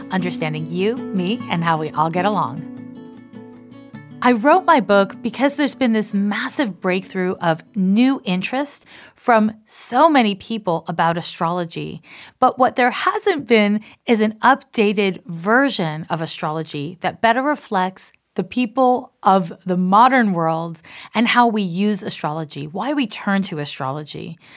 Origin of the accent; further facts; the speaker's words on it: Canada; accent: Canadian/American; now in United States; I was raised in Canada and I live in the US, and I have an accent that kind of dovetails between a Canadian and an American accent.